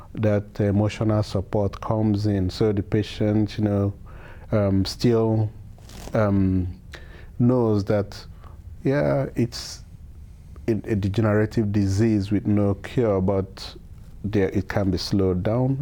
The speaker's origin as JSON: {"language": "English", "country": "Nigeria", "also_born_or_lived": "Edison, New Jersey", "moved": "yes", "lives_now": "United States", "said": "I'm originally from Nigeria."}